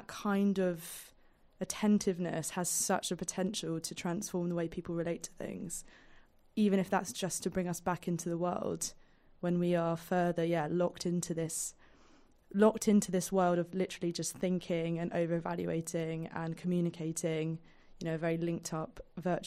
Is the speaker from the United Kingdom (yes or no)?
yes; London, United Kingdom; being a Londoner